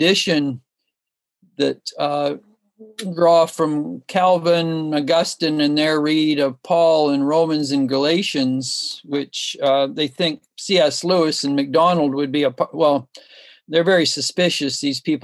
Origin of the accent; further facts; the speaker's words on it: Toronto, Ontario, Canada; moved away as an adult; also born or lived in Switzerland; now in British Columbia, Canada; grew up in Toronto and then lived in Switzerland in the early 70s for a few years.